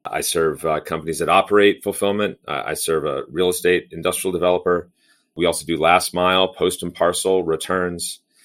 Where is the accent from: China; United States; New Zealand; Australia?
United States; near Los Angeles and Long Beach, California; Grew up in California. Actually, grew up pretty close to the ports of L A and, and Long Beach